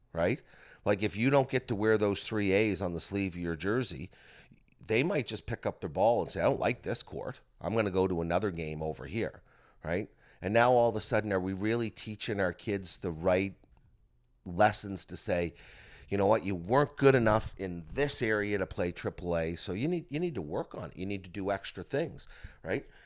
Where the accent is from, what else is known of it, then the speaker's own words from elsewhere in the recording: Bridgewater, Nova Scotia, Canada; growing up in Bridgewater